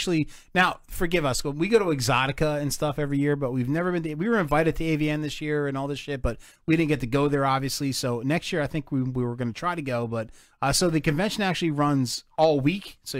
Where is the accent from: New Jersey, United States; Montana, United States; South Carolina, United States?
New Jersey, United States; We're from Jersey